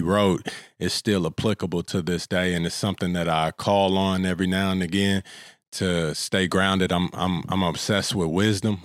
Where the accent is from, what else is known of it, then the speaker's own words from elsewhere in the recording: Kansas City, Missouri, United States; also born or lived in Florida; now in Los Angeles, United States; I'm from Kansas City, Missouri